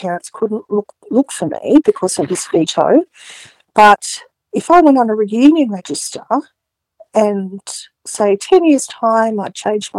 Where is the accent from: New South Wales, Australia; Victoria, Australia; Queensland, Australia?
New South Wales, Australia; Newcastle; I was living in Newcastle at the time, and she, I was born in Newcastle